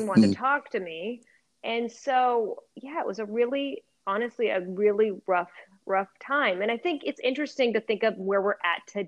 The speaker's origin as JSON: {"language": "English", "town": "Portland", "region": "Oregon", "country": "United States", "tie": "born or raised there", "said": "I grew up in Portland, Oregon"}